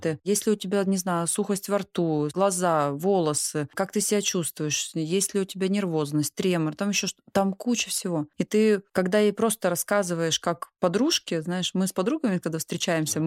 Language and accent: Russian; Altai Krai, Russia; Я сама из Алтая